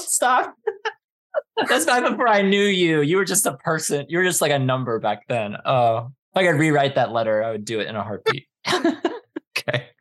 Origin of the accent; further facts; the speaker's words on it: East Coast, United States; moved away as an adult; also born or lived in Southern California; after growing up on the East Coast